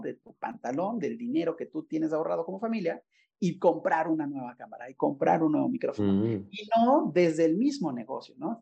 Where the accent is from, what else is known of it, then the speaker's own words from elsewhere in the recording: Puebla, Mexico; moved away as an adult; also born or lived in Mérida, Yucatán; yo soy poblano, pero regresé, siempre quise regresar a trabajar y estar en Puebla viviendo